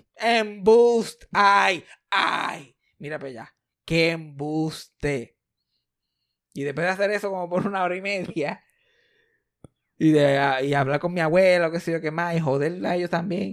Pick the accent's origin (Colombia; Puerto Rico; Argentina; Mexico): Puerto Rico; Somos una familia puertorriqueña súper normal